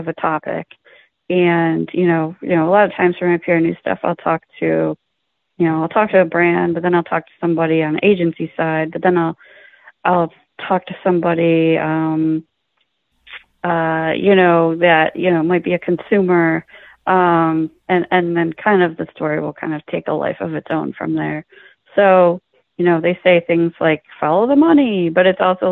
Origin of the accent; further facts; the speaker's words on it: Buffalo, New York, United States; now in New York City, United States; growing up in Buffalo and growing up around a lot of, you know, blue collar and middle class people.